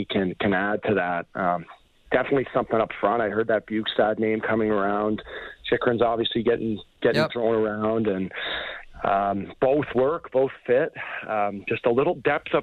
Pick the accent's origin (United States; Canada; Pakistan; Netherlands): Canada; Toronto, Ontario; growing up in Toronto, so close to the close to the border